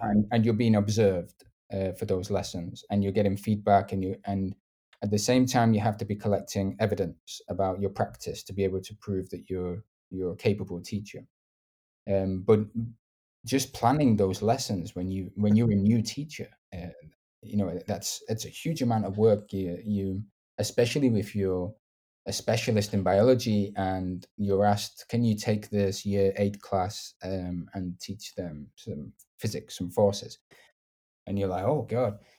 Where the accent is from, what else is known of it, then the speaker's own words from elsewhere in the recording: the north of England, United Kingdom; accent: northern; maybe don't have the stereotypical accent because I'm from the north